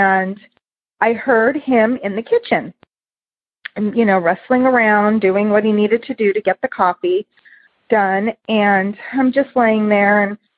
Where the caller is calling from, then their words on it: Santa Clarita, California, United States; I'm calling from Santa Clarita, California.